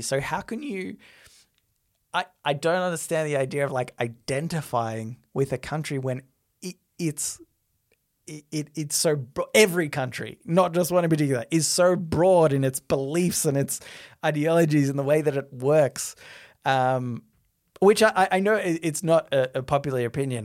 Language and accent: English; Australia